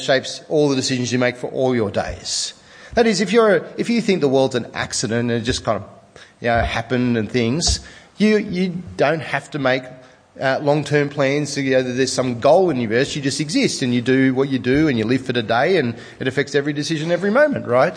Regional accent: Sydney, New South Wales, Australia; I'm from Sydney

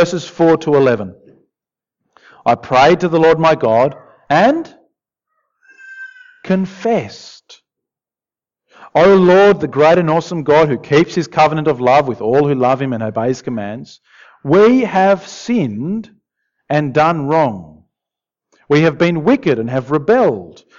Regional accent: Argentina; moved away; I grew up in Argentina, in South America

